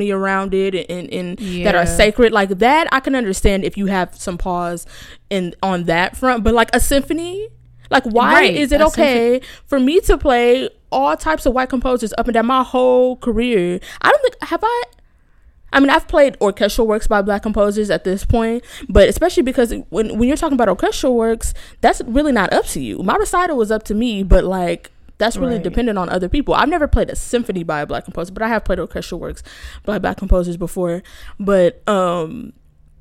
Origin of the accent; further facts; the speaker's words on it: United States; I'm very lucky to have grown up in a community of black people, so I have been in touch with my history as much as you can as a black American